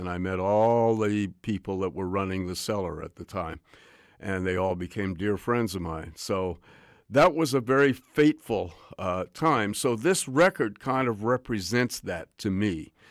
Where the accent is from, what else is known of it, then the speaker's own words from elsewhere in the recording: Montreal, Quebec, Canada; also born or lived in New York; now in Vancouver, Canada; I grew up in Montreal and New York, so Vancouver was a little bit like a small town to me, but it was nice.